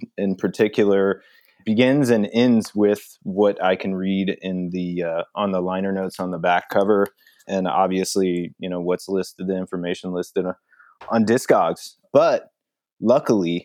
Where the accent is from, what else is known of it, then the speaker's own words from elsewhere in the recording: St. Louis, Missouri, United States; now in Los Angeles, United States; I'm from St. Louis, Missouri originally